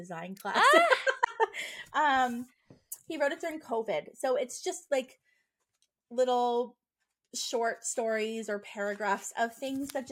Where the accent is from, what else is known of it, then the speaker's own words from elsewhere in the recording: Nova Scotia, Canada; I'm from Nova Scotia.